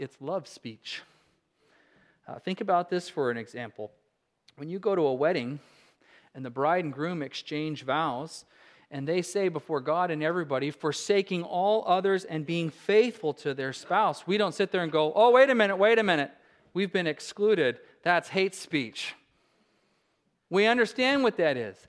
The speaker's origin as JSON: {"language": "English", "region": "Alaska", "country": "United States", "said": "I said I was from Alaska"}